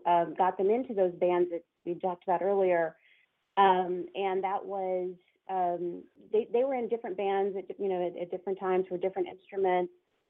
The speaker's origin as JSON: {"language": "English", "town": "Houston", "region": "Texas", "country": "United States", "lives_now": "Austin, United States", "said": "I'm from Houston originally, and as is my husband"}